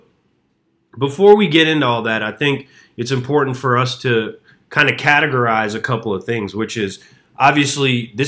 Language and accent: English; Atlanta, Georgia, United States; The first and most unique thing about Atlanta is that, well, shit, Blake, you're from Atlanta, and I'm